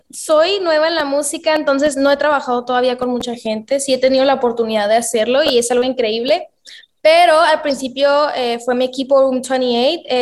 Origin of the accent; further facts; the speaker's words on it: Mexico; also born or lived in United States; Yo crecí la mayor, o sea, la mayor parte de mi infancia fue en Estados Unidos. Pero obviamente para mí es, es, muy importante representar a mi país, ¿no? Entonces trato de, obviamente, de apoyarme a, a mi país que es México